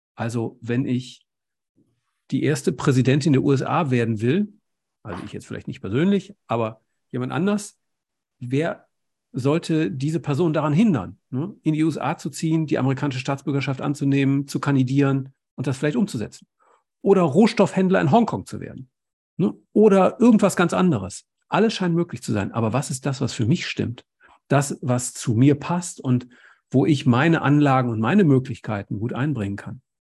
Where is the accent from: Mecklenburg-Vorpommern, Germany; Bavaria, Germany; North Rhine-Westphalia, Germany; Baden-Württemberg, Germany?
North Rhine-Westphalia, Germany; Essen; ich bin in Essen groß geworden